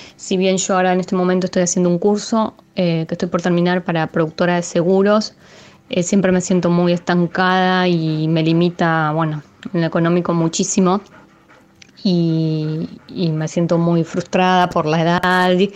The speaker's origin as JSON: {"language": "Spanish", "town": "Buenos Aires", "country": "Argentina", "said": "soy de Buenos Aires, tengo 39 años"}